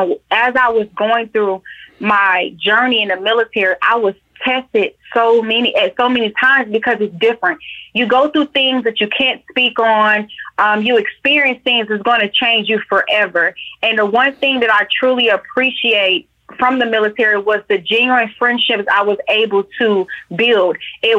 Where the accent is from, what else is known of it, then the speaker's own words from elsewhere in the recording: Atlanta, Georgia, United States; Georgia bred and born. I am from Atlanta, born at Georgia Baptist.